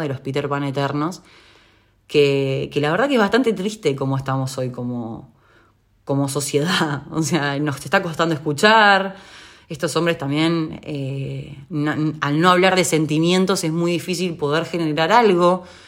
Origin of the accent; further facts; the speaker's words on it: Uruguay; en Uruguay, es el país de donde yo soy